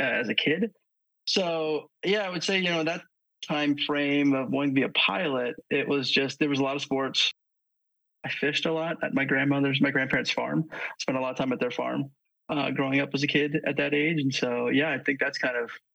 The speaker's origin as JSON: {"language": "English", "region": "Central Pennsylvania", "country": "United States", "tie": "born or raised there", "said": "pretty close towards Central PA for, you know, until I was high schoolish, we moved. So yeah, I was there for most of my childhood"}